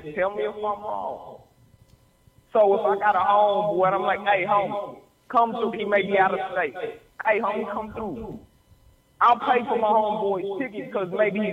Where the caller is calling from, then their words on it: Texas, United States; I'm calling from Texas